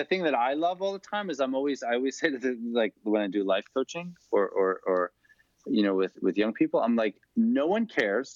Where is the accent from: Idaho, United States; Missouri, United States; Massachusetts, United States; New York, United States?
New York, United States; Long Island; I'm from Long Island.